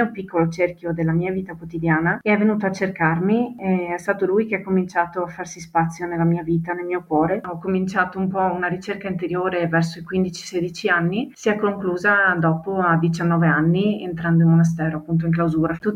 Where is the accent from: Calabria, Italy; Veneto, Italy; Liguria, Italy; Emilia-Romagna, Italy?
Veneto, Italy; Sarmeola; Ho 35 anni e provengo dalla parrocchia di Sarmeola.